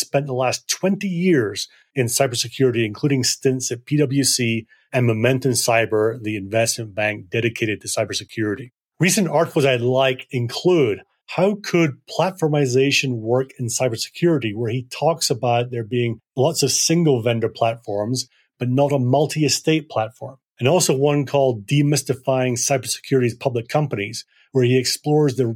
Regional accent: Scotland, United Kingdom; now in Colorado, United States; As a person who grew up in Scotland

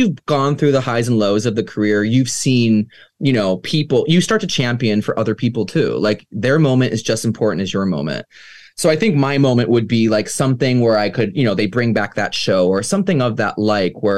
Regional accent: Ohio, United States; growing up in Ohio, you know, as like a little piano player

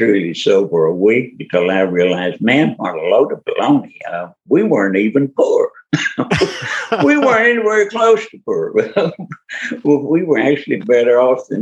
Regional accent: Kentucky, United States; also born or lived in Louisville, Kentucky; I grew up in Kentucky, but not in Louisville. I grew up on a tobacco farm 200 miles southwest of Louisville on the Tennessee-Kentucky line.

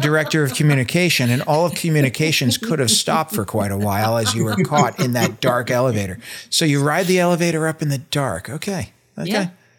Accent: Pennsylvania, United States; we're both from the Commonwealth of Pennsylvania

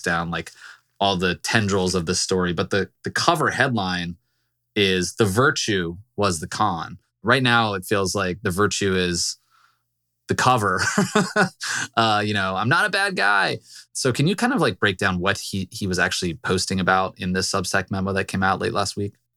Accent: Virginia, United States; I'm from Virginia

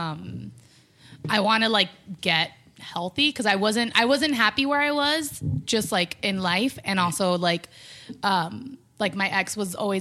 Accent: Miami, Florida, United States; now in Los Angeles, United States; I come from Miami, and Miami is way more superficial than LA when it comes to body image.

